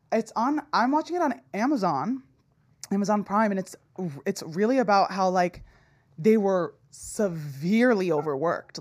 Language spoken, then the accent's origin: English; New Jersey, United States; I grew up in New Jersey where it was, like, very liberal